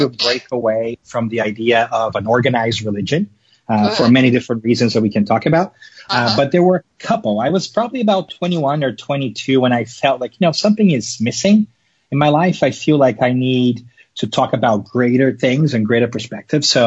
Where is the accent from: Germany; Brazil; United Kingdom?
Brazil; Rio de Janeiro; I was born and raised in Brazil, in Rio de Janeiro